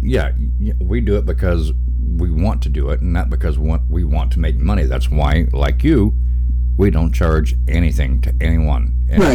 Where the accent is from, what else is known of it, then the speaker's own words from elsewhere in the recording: Arkansas, United States; now in Indiana, United States; I'm from Arkansas, deep south, and from a fire and brimstone Baptist family